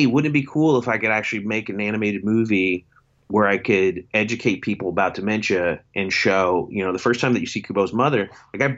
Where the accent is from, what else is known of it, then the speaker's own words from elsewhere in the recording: Shepherdsville, Kentucky, United States; my hometown in Shepherdsville, Kentucky